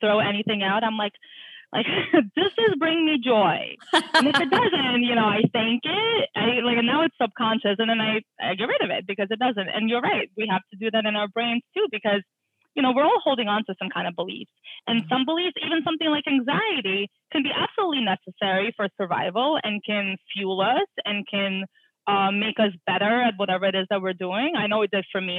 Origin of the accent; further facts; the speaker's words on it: Russia; moved away; I'm an immigrant. I was born in Russia, and like everyone who was born in Russia plays the piano. So I went through like 7 years of taking art classes and piano classes